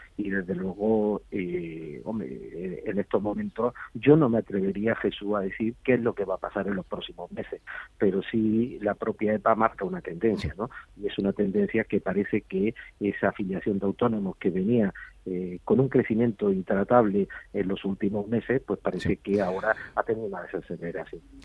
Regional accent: Andalusia, Spain; Yo, como andaluz

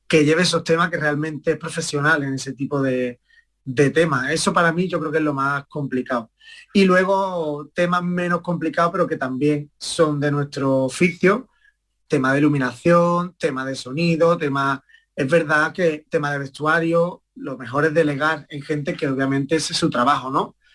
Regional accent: Estepona, Andalusia, Spain; mi madre me empezó a llevar a la escuela de Estepona, de allí de mi pueblo, y, y nada, empezó como realmente como un juego

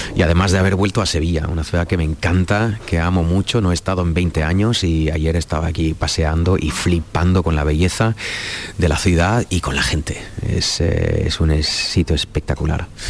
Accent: Cologne, North Rhine-Westphalia, Germany; Spanish is a second language; now in Berlin, Germany; yo soy de Colonia

